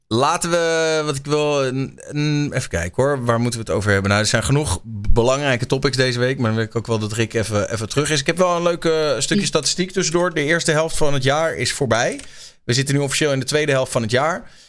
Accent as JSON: {"language": "Dutch", "country": "Netherlands", "said": "wij zijn natuurlijk als Nederlanders"}